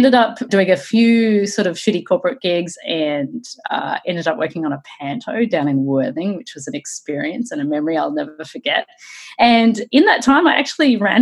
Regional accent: Australia; moved away; also born or lived in Sydney; I'm originally from Australia.

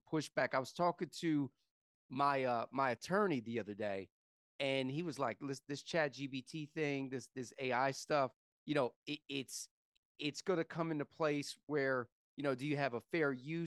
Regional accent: Columbia, South Carolina, United States; moved away as an adult; now in Los Angeles, United States; I'm from Columbia, South Carolina, born and raised. And I moved to LA in August of 2008.

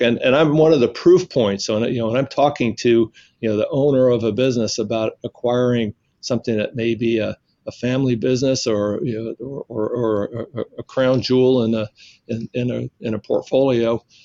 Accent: Alabama, United States; moved away; also born or lived in New York / New Orleans; I was born in New York, which uh, is always a surprise to people, but I grew up in the South and and, uh, and spent my uh, formative years in uh, in Alabama, where I uh, met my wife while I was in high school

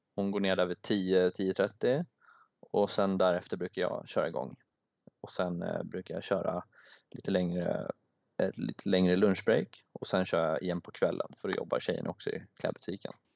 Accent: Sweden; moved away; jag är från Sverige

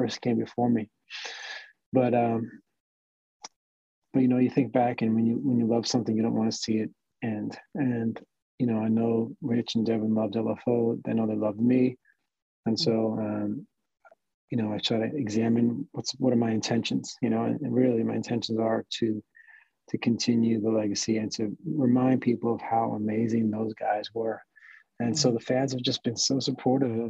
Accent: Mahwah, New Jersey, United States; also born or lived in New York; now in Florida, United States; grew up in New Jersey

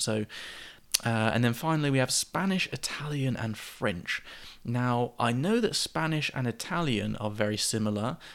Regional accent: England, United Kingdom; being English

